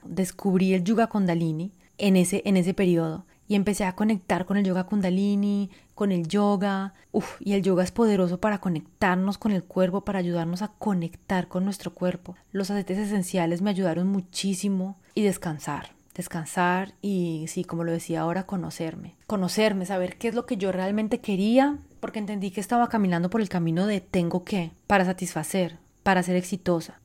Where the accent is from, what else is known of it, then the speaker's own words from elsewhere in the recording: Colombia; moved away; also born or lived in France; yo que crecí tanto, bueno, viví tanto tiempo en Francia, siendo inmigrante colombiana